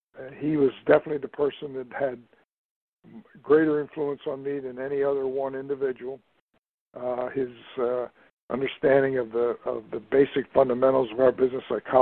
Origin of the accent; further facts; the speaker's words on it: Trenton, New Jersey, United States; moved away as an adult; also born or lived in Pennsylvania / Ohio / Florida; I was born and raised in Trenton, New Jersey. I went to college in Pennsylvania, and then after college, I was working in Ohio